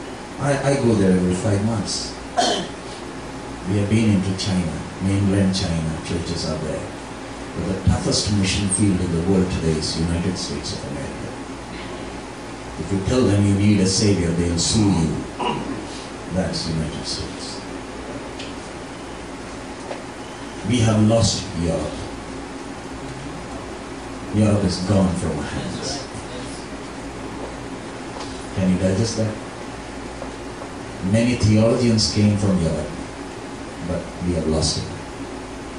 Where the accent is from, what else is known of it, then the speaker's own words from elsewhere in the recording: India; We are basically missionaries from India